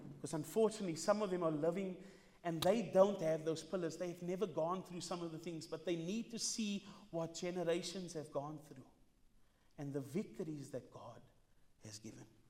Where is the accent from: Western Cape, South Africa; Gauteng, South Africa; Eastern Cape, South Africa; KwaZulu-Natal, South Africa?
Western Cape, South Africa; Cape Town; I'm not from here. I'm from Mitchell's Plain